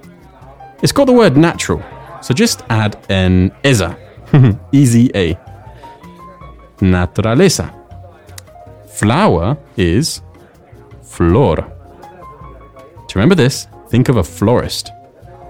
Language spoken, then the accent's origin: English; England, United Kingdom; I'm from England